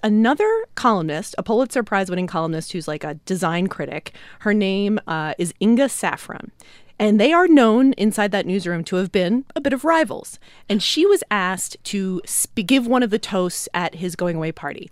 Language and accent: English; Philadelphia, Pennsylvania, United States; my hometown of Philly